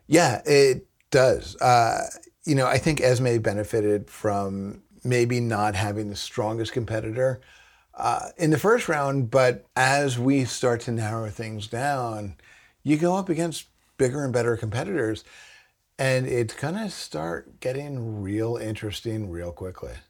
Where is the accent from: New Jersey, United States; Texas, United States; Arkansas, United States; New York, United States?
New Jersey, United States; we're from New Jersey